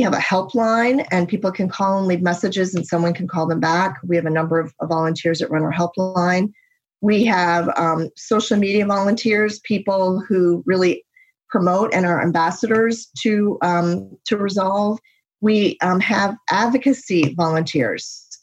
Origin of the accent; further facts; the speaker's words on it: United States; He's American, I'm American, but we had to find our way to each other in Athens, Greece.